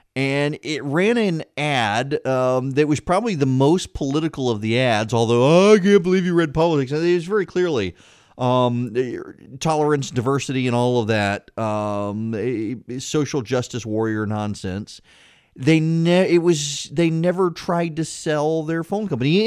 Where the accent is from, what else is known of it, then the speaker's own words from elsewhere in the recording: Louisiana, United States; I grew up in Louisiana